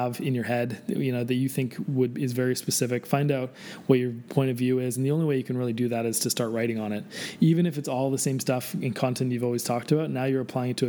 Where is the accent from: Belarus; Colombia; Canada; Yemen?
Canada; I'm Canadian